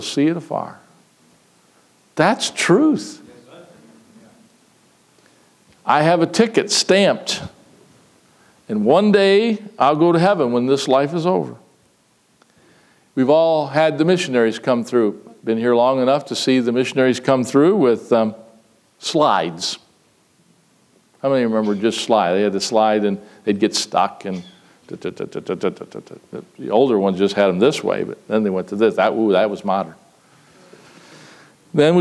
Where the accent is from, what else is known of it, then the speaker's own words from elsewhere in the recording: United States; to be Americans, to be citizens of the United States of America